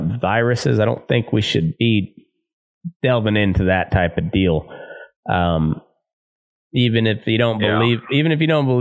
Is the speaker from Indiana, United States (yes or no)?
no; Southeast Colorado, United States; moved away; back home where I grew up in Southeast Colorado.